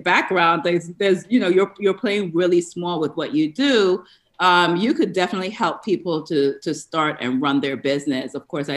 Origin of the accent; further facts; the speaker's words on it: New York, United States; moved away as an adult; also born or lived in Atlanta, United States; now in Tampa Bay, United States; I'm actually a New Yorker by where I grew up. I live in the Florida area now